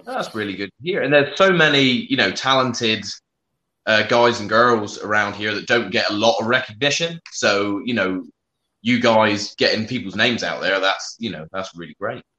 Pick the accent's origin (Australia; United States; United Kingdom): United Kingdom; also born or lived in South West England